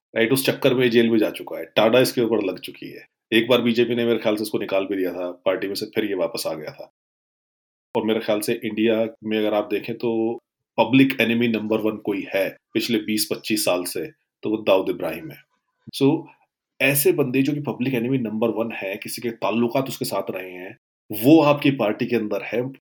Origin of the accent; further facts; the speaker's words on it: Western Uttar Pradesh, India; मैं जिस एरिया से आता हूँ वेस्ट न्यू पी वहाँ पे मुस्लिम रेसलिंग एक पॉइंट इन टाइम पे बड़ी डोमिनेट हुआ करती थी